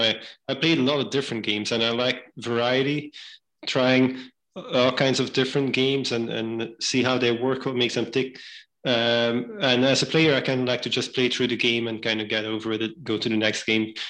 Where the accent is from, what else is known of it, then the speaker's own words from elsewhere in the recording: Belgium; moved away as an adult; now in New Haven, United States; I was born and raised in Belgium